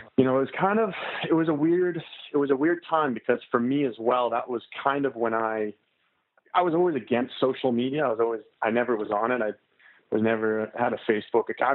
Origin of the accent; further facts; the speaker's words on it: Canmore, Alberta, Canada; I'm from Canada. I'm from uh, a small town called Canmore. It's in Alberta.